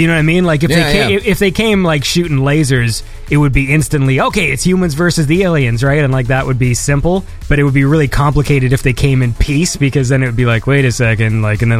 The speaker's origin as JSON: {"language": "English", "country": "Canada", "said": "Mind you, I'm Canadian"}